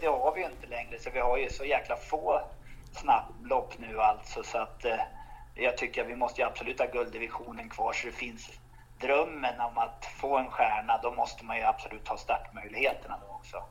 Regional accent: Romme and the Rättvik region, Dalarna County, Sweden; jag kommer från Romme och Rättviksregionen

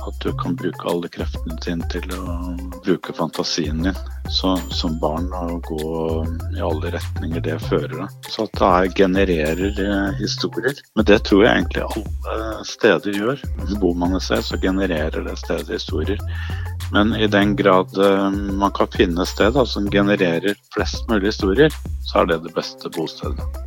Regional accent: Oslo, Norway; Jeg lærte alt å vokse opp på Grorud

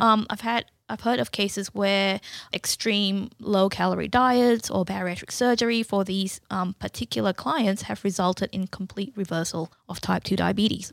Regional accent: Malaysia; moved away as an adult; also born or lived in Newcastle, Australia / Portland, Victoria, Australia; now in Canberra, Australia; I was born in Malaysia and I moved to Australia in two thousand seven

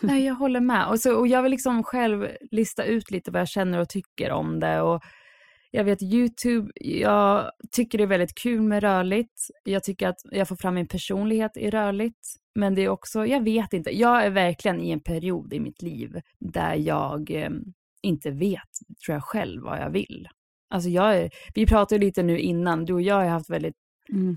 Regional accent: Sweden; moved away as an adult; also born or lived in Lisbon, Portugal; now in England, United Kingdom; jag som svensk

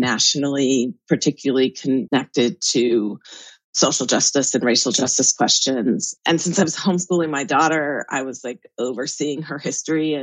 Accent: Southern California, United States; the community where I grew up in Southern California

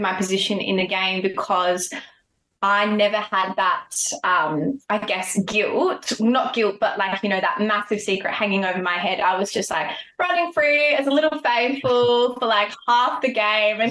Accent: Adelaide, South Australia, Australia; we're both from Adelaide.

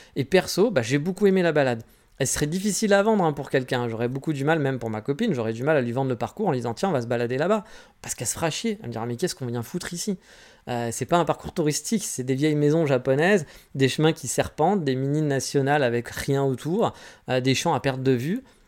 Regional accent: France; moved away as an adult; now in Japan; je suis né en France

